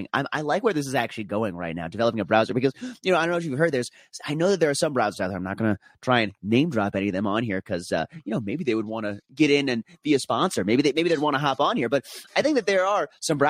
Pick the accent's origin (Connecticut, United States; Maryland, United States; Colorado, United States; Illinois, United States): Colorado, United States; Denver; my hometown Denver